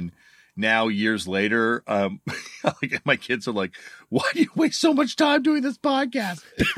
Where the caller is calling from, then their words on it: Toronto, Ontario, Canada; I am. I'm joining you from Toronto, Canada, in my basement.